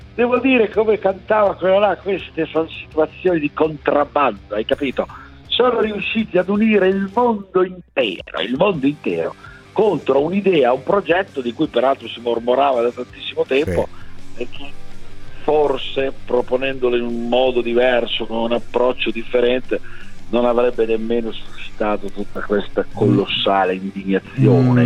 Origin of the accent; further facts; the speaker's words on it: Sassuolo, Emilia-Romagna, Italy; Noi di Sassuolo